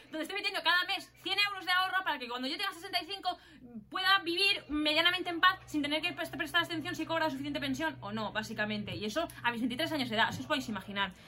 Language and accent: Spanish; Spain; aquí en España no nos vamos mucho más allá, es que más o menos somos un poco iguales